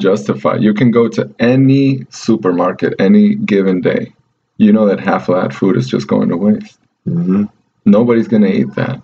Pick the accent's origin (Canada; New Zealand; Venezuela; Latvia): Venezuela; now in United States; in Venezuela, in my hometown